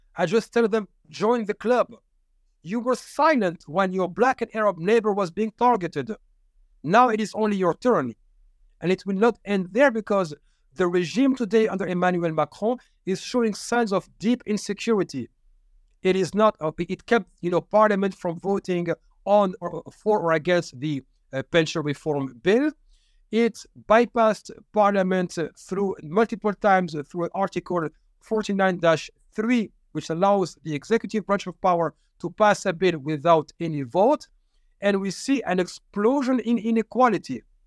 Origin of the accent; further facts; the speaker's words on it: Paris, Île-de-France, France; I'm from Paris, born and raised